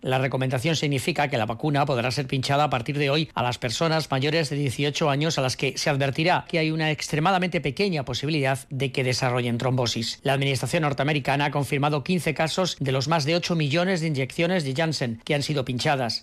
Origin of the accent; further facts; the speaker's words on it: Spain; En mi país, España